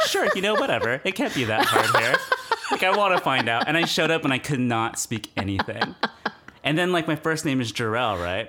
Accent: Moreno Valley, California, United States; I was born in Riverside, Moreno Valley, to be specific, because most people are ashamed to say they're from Moreno Valley.

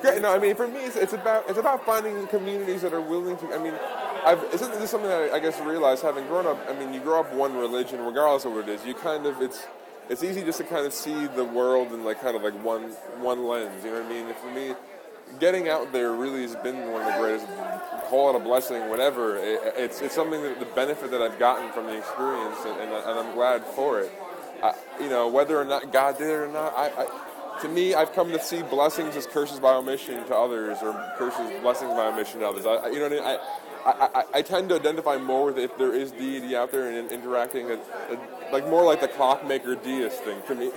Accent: Long Island, New York, United States; moved away as an adult; now in Salem, United States; From Long Island, though, I grew up out there.

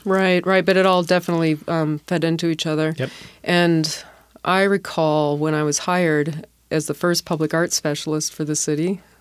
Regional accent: Milwaukee, Wisconsin, United States; also born or lived in Seattle / San Francisco / Washington, D.C.; now in Tacoma, United States; I come from the Midwest originally, M- Milwaukee

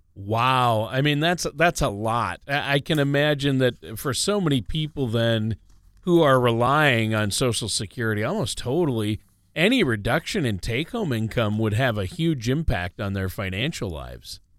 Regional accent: Minnesota, United States; I grew up in Minnesota

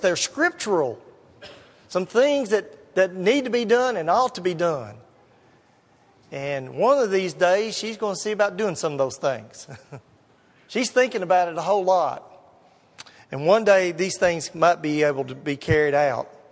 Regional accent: Gallatin, Tennessee, United States; I grew up down in Gallatin.

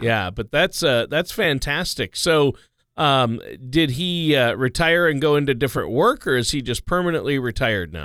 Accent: Minnesota, United States; now in Omaha, United States; I grew up in Minnesota

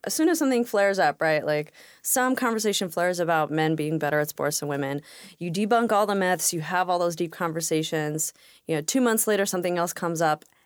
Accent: New York City, New York, United States; moved away as an adult; now in Washington, United States; I grew up in Brooklyn. We immigrated, uh, to New York in nineteen eighty-eight. I grew up there

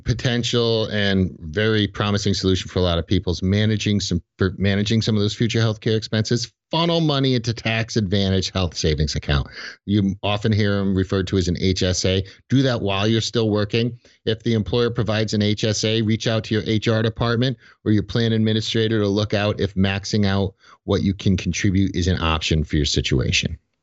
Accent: Connecticut, United States

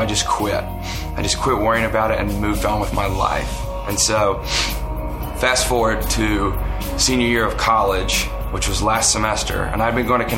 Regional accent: the South, United States; I was raised in the South

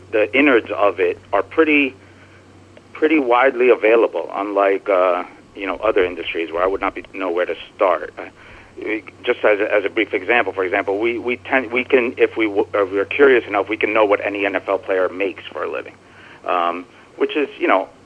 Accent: New Jersey, United States; also born or lived in Brooklyn; I'm from New Jersey. I live in Jersey. I've lived in Brooklyn.

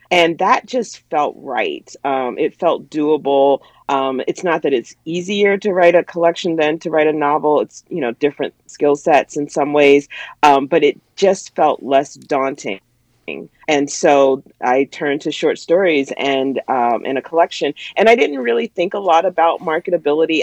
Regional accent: the South, United States; now in Pittsburgh, United States; where and how I grew up in the South

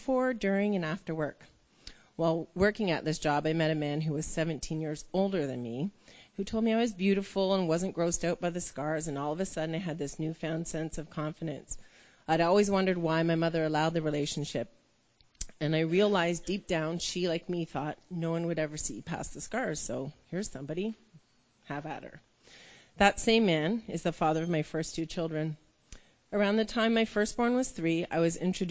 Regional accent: Toronto, Ontario, Canada; I was born in Toronto. I was raised by a mother

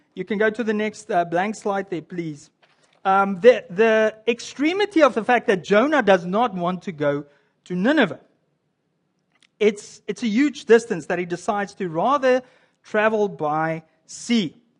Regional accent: South Africa; now in Canada; as a South African that lives in Canada

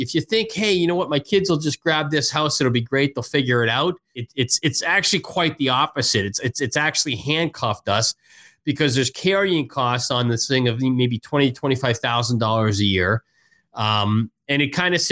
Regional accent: Canada; moved away; I'm originally from Canada

